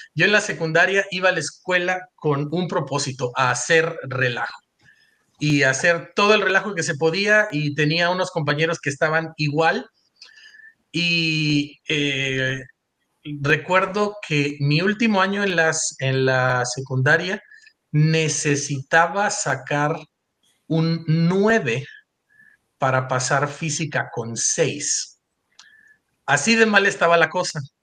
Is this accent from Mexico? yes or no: yes; Coatzacoalcos, Veracruz, Mexico; moved away as an adult; also born or lived in Mexico City / Provo, Utah; nací en, en, este, en Coatzacoalcos, Veracruz. Yo siempre le digo mi Beach, mi York, y ese es un lugar en donde crecí